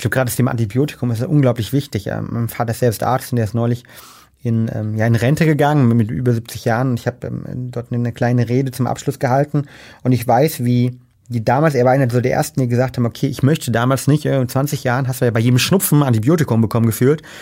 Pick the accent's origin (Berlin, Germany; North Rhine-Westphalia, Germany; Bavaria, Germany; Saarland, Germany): Berlin, Germany; als Berliner